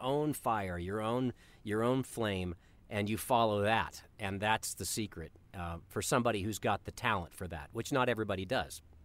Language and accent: English; Colorado, United States; I grew up in Colorado